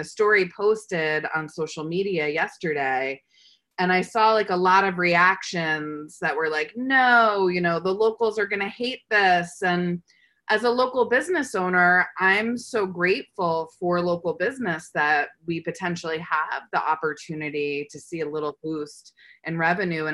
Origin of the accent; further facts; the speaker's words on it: East Hampton, New York, United States; as a kid growing up in East Hampton